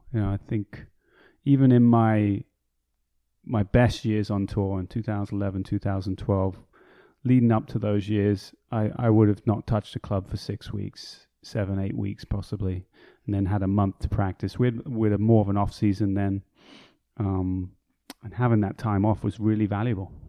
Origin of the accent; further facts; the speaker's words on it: United Kingdom; moved away as an adult; also born or lived in Chicago, United States; where I grew up, just outside of London.